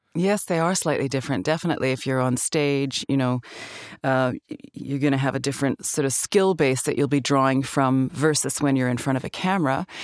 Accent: Calgary, Alberta, Canada; moved away as an adult; also born or lived in Vancouver; I grew up in Calgary, Alberta

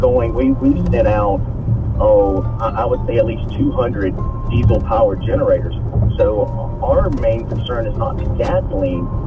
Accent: northern Florida, United States; I'm from northern Florida between Tallahassee and Jacksonville

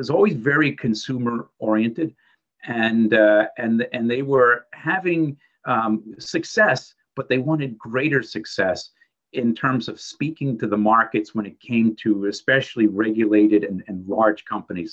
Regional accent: New York City, New York, United States; I'm from the Bronx. I went to the Bronx High School of Science.

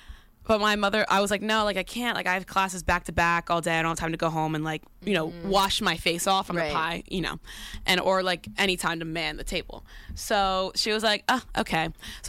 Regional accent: Colorado, United States; I'm from Colorado.

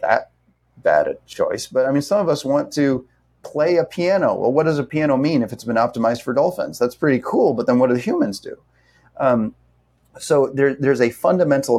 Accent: Indiana, United States; now in Honolulu, United States; I grew up in Indiana in a small town.

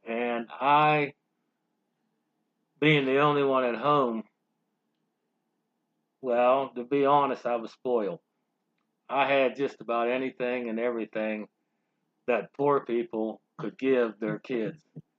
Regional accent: Uniontown, Pennsylvania, United States; born or raised there

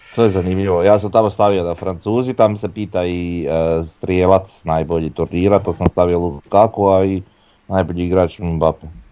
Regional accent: Croatia; ja sam Hrvat

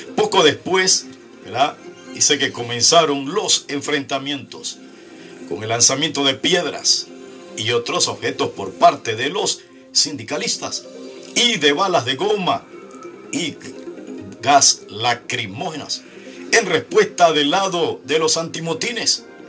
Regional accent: Panama; en mi país

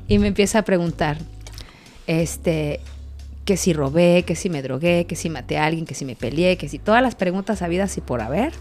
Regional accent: State of Mexico, Mexico; now in Cancún, Mexico; Del Estado de México

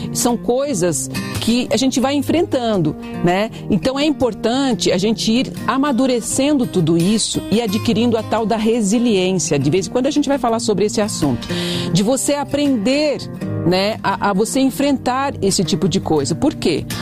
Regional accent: Brazil; nós somos brasileiros

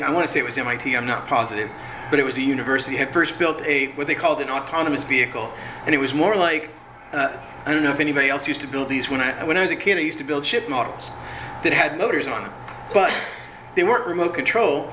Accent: Orange County, California, United States; I grew up in Orange County, so my house was actually like three miles from Disneyland

